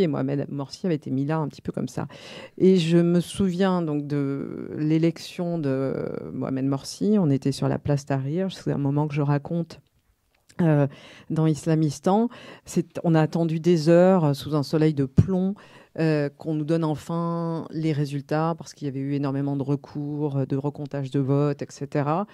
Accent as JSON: {"language": "French", "country": "France", "said": "en tant que petite française à cette époque-là"}